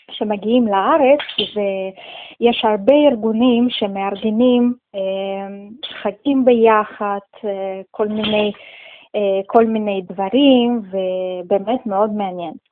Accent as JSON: {"language": "Hebrew", "country": "Russia", "tie": "born or raised there", "also_born_or_lived": "Tajikistan", "moved": "yes", "lives_now": "Israel", "said": "אני נולדתי בטאג'יקיסטן, זה אה, הייתה אחת"}